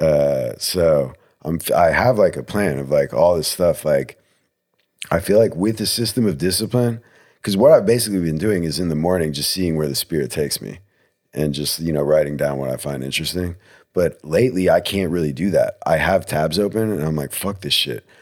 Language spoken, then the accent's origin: English; New Jersey, United States; I'm from New Jersey